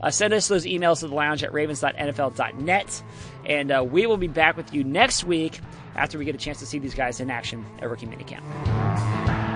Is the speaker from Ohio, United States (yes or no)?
yes; Ohio, United States; I'm from Ohio. I got family